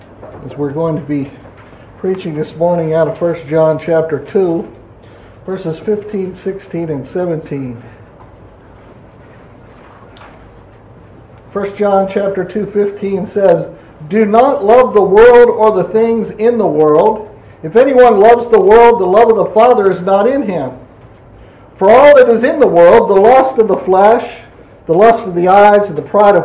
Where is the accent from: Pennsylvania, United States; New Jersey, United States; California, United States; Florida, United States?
Pennsylvania, United States; moved away; I'm from Pennsylvania